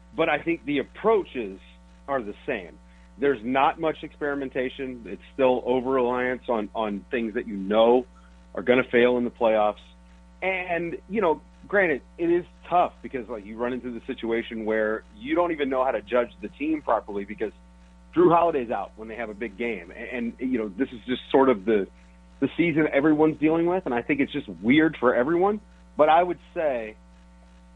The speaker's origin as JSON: {"language": "English", "region": "East Coast", "country": "United States", "moved": "yes", "lives_now": "Texas, United States", "said": "I'm currently based in Texas, but I'm from the East Coast"}